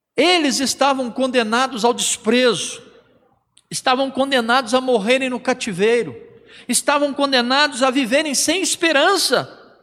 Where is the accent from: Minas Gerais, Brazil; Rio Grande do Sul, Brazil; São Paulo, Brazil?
Minas Gerais, Brazil; Caxambu; moved away; lá na minha cidade natal, na minha igreja natal de origem, Caxambu